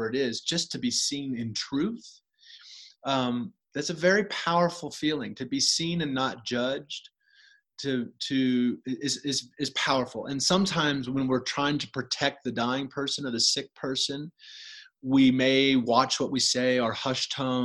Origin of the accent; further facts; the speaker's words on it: United States; as an American physician